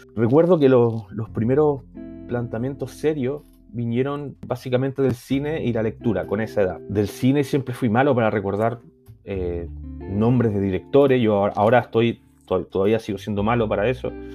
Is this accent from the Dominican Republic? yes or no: no; Chile; now in Barcelona, Spain; yo soy chileno y vivo en, Barcelona.